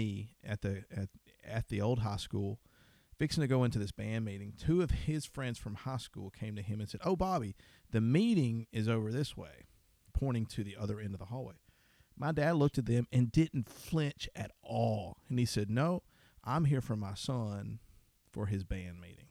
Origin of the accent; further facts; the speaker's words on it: Deep South, United States; I grew up in the Deep South